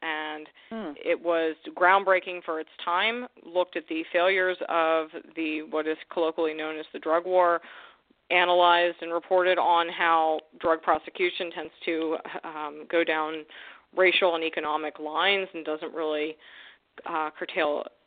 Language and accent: English; New York City, New York, United States; I'm a born and raised New Yorker. I grew up in Yorkville, Manhattan